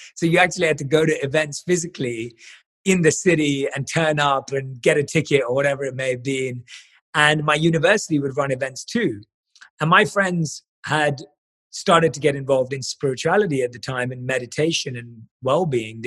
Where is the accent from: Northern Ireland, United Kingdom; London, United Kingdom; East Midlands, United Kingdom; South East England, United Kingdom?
London, United Kingdom; I was born and raised in London